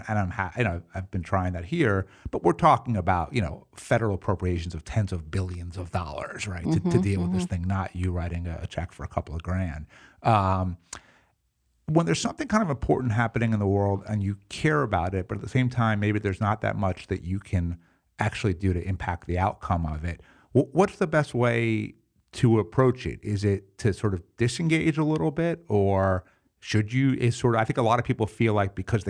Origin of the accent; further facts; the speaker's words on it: New York City, New York, United States; especially as like a New Yorker, I think my preferred mode would be like, you know, maximum efficiency, you know, leave me alone.